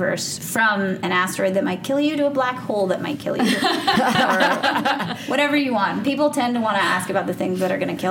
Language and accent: English; New Jersey, United States; now in New York City, United States; I'm from New Jersey, so I always have to give the shout out to my birth state